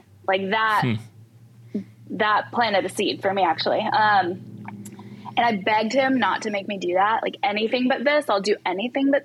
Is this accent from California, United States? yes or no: yes; California, United States; moved away; I am originally from California